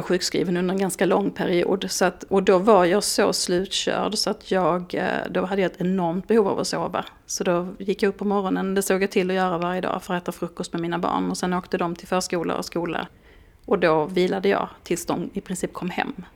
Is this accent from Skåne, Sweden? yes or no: yes; Skåne, Sweden; moved away; jag som är skåning